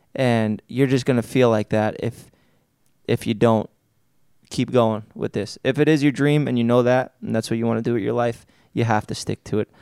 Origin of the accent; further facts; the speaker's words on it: New York City, New York, United States; growing up in Staten Island, I'm around a bunch of scumbags